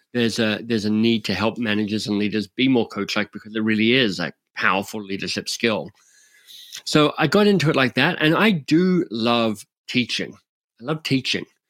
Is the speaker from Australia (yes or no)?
yes; Australia; now in Canada; I'm an Australian living in Canada